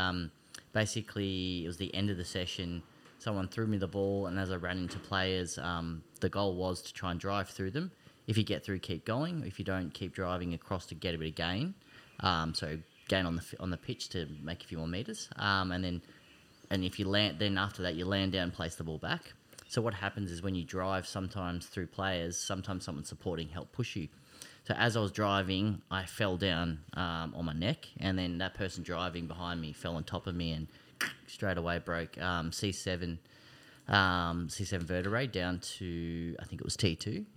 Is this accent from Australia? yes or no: yes; Greensborough, Victoria, Australia; also born or lived in Kangaroo Ground / Smiths Gully / Eltham; I was born in Greensboro. Um, I've lived a lot of different areas. I've lived out in Hillsville, um, out in Kangaroo Ground, um, Smith Gully